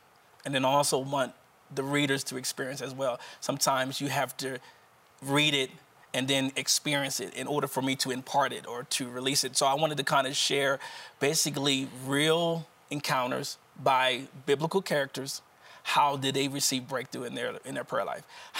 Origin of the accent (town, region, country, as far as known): Wilmington, Delaware, United States